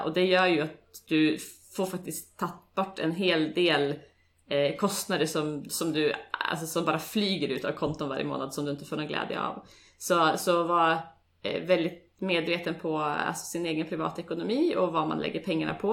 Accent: Sweden; moved away as an adult; now in Oslo, Norway; Jag är eh, från Sverige som säkert många av er hör

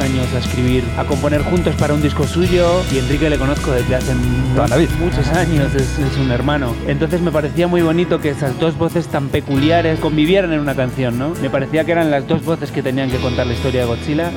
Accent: Spain

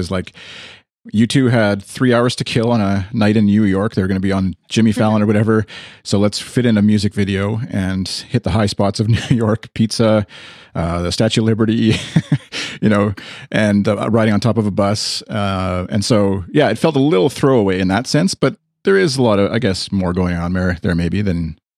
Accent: Canada; Speaking as a Canadian

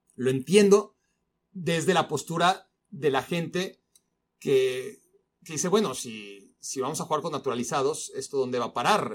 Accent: Mexico City, Mexico; accent: Mexican; chilango; moved away as an adult; also born or lived in Israel; now in United States; Mi mamá es mexicana, yo soy mexicano de nacimiento.

